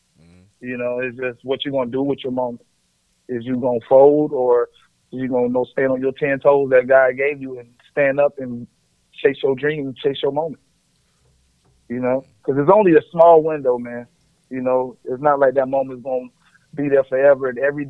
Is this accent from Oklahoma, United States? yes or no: no; Conway, South Carolina, United States; Oh, I'm from Conway, South Carolina. What? You rapping like that?